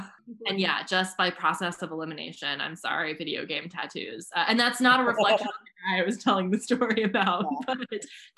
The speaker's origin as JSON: {"language": "English", "town": "Rockford", "region": "Illinois", "country": "United States", "tie": "born or raised there", "said": "Exclusive to my hometown. But yeah, the first time I had cheese curds in Rockford"}